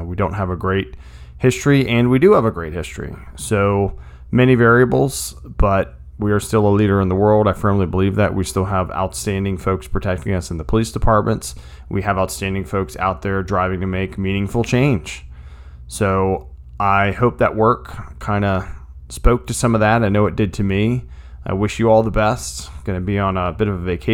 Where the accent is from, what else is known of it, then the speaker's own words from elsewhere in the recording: United States; as an American in 2020